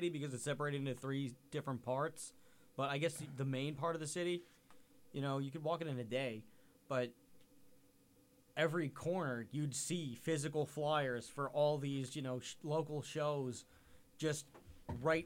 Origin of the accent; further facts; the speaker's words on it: New York, United States; I'm from New York